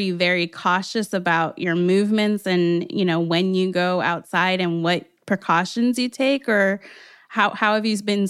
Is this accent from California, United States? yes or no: yes; Los Angeles, California, United States; I am from L.A., born and raised.